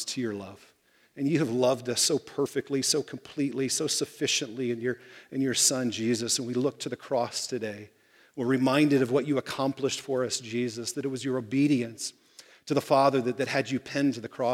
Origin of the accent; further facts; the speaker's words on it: Fort Wayne, Indiana, United States; I grew up in Fort Wayne, Indiana